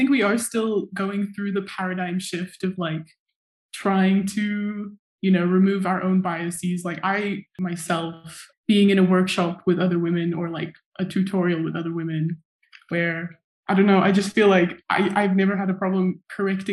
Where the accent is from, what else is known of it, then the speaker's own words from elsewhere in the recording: Zimbabwe; moved away as an adult; now in Durham, United Kingdom; I was born and raised in Zimbabwe to a Shona mom and a Dutch dad